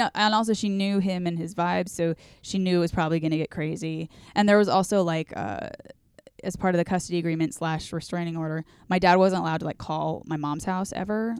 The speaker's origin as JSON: {"language": "English", "area": "Orange County", "region": "California", "country": "United States", "tie": "born or raised there", "said": "growing up in Orange County"}